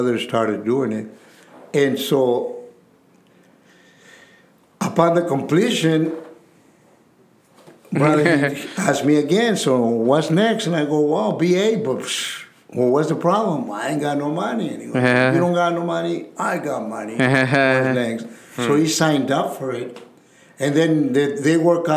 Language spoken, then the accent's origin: English; Santa Ana, California, United States; I'm from Santana